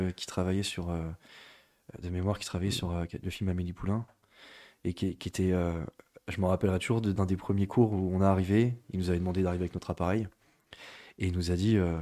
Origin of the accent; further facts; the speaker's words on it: Niort, Nouvelle-Aquitaine, France; also born or lived in Bordeaux; je suis né à Niort, j'ai grandi à Niort